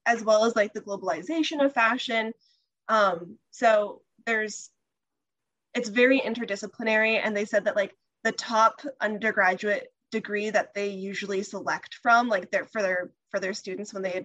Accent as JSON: {"language": "English", "region": "California", "country": "United States", "said": "I'm from California."}